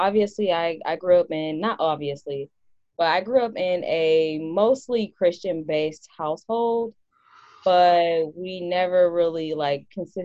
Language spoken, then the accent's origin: English; Raytown, Missouri, United States; I am from Raytown, Missouri, which is in the Kansas City area